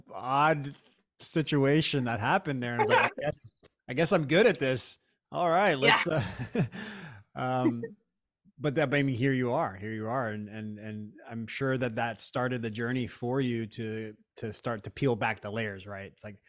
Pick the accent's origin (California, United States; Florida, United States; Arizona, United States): Florida, United States; I grew up in Florida and they would call them like pain farm or pill farms.